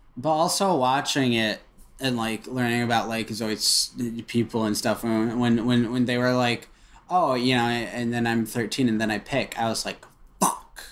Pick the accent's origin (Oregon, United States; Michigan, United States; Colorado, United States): Michigan, United States; Royal Oak; born or raised there